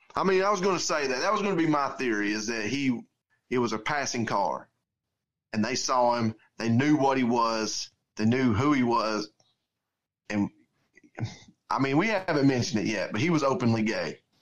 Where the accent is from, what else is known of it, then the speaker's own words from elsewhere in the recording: Georgia, United States; we're from different towns in Georgia